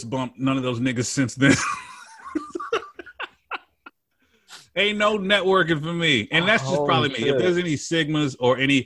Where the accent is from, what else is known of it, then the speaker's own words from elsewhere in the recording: Memphis, Tennessee, United States; I'm from Memphis